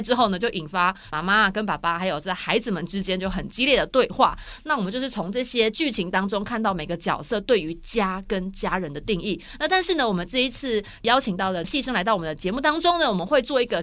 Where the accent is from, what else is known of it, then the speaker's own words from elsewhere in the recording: Taiwan; 我们台湾人